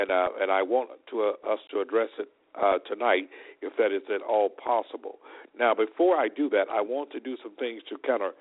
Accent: Selma, Alabama, United States; Selma, my hometown, as many of you may know, that's where I was born and raised, in Selma, Alabama

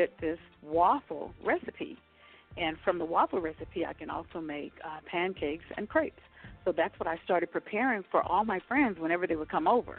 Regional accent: New Orleans, Louisiana, United States; now in Castle Pines, United States; I'm originally from New Orleans, Louisiana

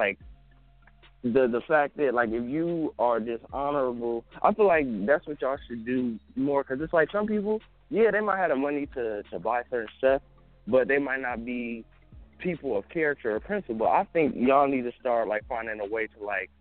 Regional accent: the Bay Area, California, United States; I'm from the Bay. We out in Cali

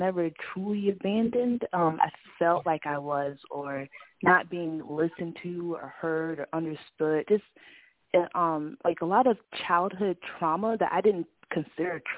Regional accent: Florida, United States; moved away as an adult; now in Georgia, United States; I'm from Florida

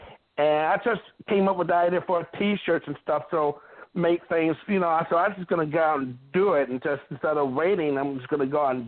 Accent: Mount Clemens, Michigan, United States; also born or lived in Detroit, Michigan; Because I'm from the Motor City. I'm from Mount Clemens, Michigan, Detroit, Michigan.

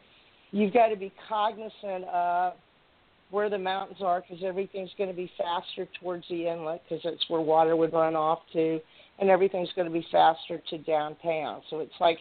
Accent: South Texas, United States; also born or lived in Arizona; now in Anchorage, United States; I grew up in South Texas

